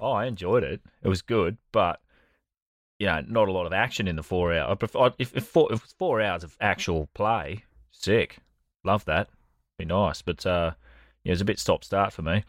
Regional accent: Australia; as an Australian

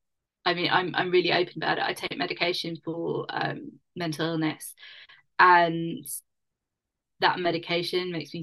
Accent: London, United Kingdom; It's my hometown.

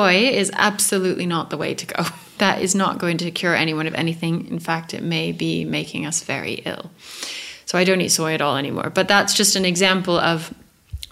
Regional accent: Santa Fe, New Mexico, United States; moved away; Santa Fe is pretty hippie. It's very, we moved there when I was 9

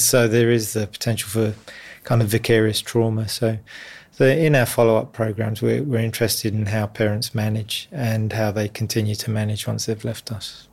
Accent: London, United Kingdom; moved away as an adult; now in Sydney, Australia; I grew up in the East End of London

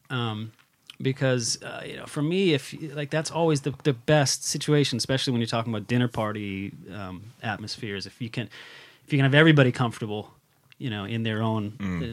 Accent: United States; moved away as an adult; now in Sweden; I'm also an American stuck in Sweden

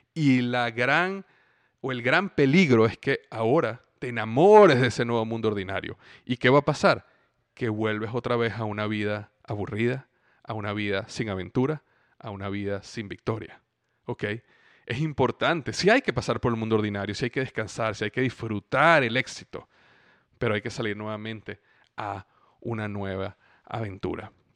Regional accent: Venezuela; moved away as an adult; also born or lived in Cincinnati / Florida; clima en Venezuela, donde yo crecí

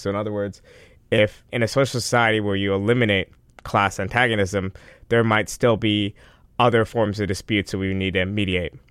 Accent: Westchester, New York, United States; I grew up in Westchester

